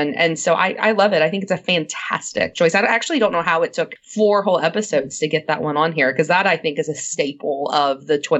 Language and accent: English; New Orleans, Louisiana, United States; I'm from New Orleans